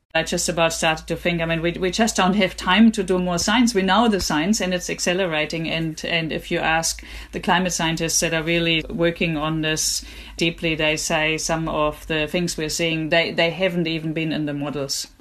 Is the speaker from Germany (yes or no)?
yes; Germany; moved away; I grew up in Germany myself